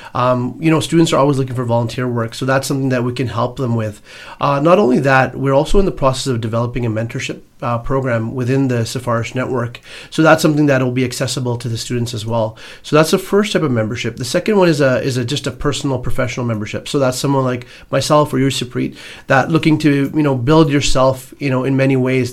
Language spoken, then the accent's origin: English; Edmonton, Alberta, Canada; born and raised in Edmonton, Alberta